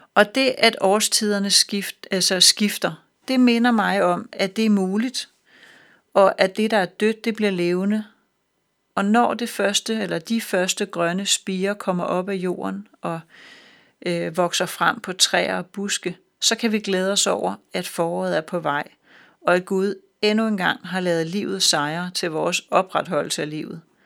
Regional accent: Denmark; vi som danskere

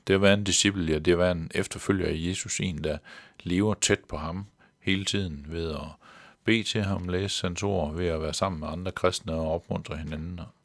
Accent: Central Jutland, Central Denmark Region, Denmark; der hvor jeg voksede op i det midtjyske

